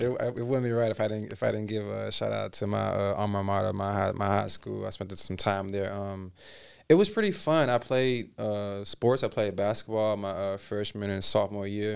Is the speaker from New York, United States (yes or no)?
no; Memphis, Tennessee, United States; moved away as an adult; also born or lived in Dallas, Texas / Hollywood, California; I'm originally from Dallas, Texas, and kinda migrated pretty soon after to Memphis, Tennessee